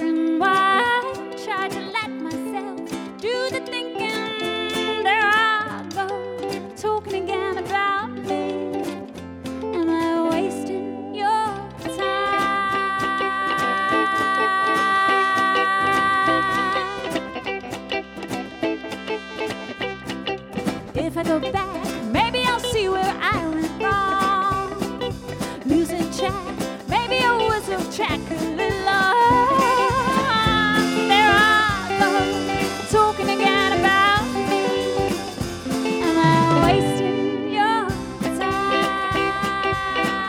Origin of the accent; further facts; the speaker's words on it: London, United Kingdom; now in White Bear Lake, United States; I mentioned I'm from the UK. It's nice because I'm actually from London